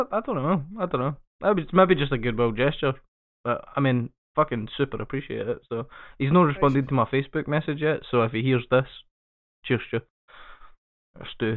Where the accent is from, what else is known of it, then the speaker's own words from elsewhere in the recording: Scotland, United Kingdom; I fucking hate being Scottish